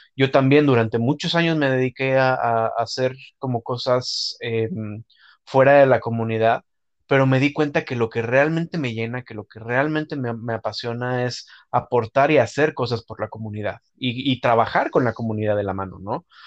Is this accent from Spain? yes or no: no; Mexico; como mexicano